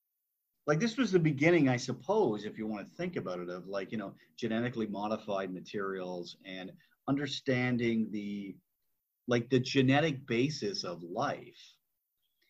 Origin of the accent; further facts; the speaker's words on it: Burlington, Ontario, Canada; I grew up in Burlington, Ontario, not that far from Toronto